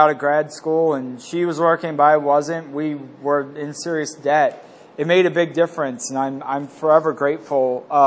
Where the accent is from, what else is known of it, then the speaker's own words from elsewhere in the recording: Glen Burnie, Maryland, United States; I grew up in Glen Burnie